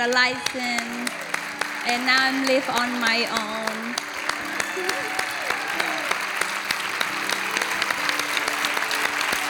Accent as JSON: {"language": "English", "country": "Cambodia", "moved": "yes", "lives_now": "United States", "said": "I'm from Cambodia"}